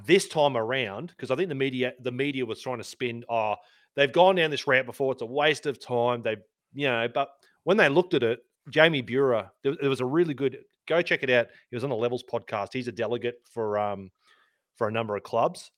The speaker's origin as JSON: {"language": "English", "town": "Sydney", "region": "New South Wales", "country": "Australia", "tie": "born or raised there", "also_born_or_lived": "Canberra", "said": "I grew up in Sydney"}